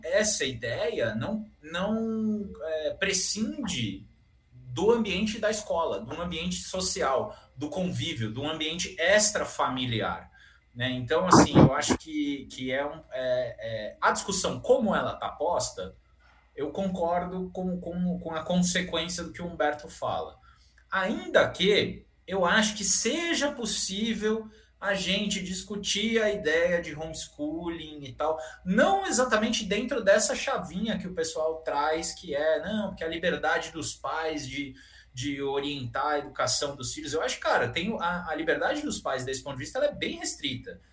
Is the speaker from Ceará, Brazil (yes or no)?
no; São Paulo, Brazil; Eu, como bom paulistano aqui